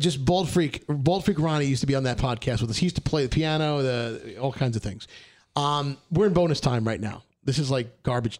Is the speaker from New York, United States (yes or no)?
yes; New York City, New York, United States; We grew up together in Brooklyn.